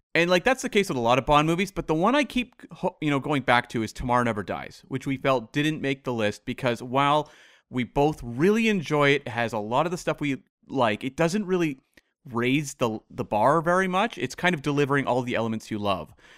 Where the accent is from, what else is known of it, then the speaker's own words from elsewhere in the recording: Canada; as a Canadian